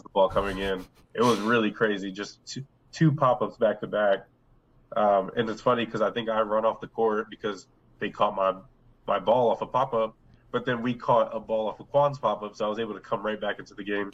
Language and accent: English; Delaware, United States; we're all from Delaware